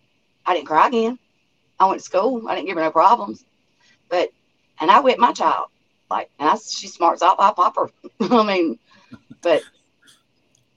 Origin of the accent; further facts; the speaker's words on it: Alabama, United States; I'm cornbread fed. I'm from Alabama.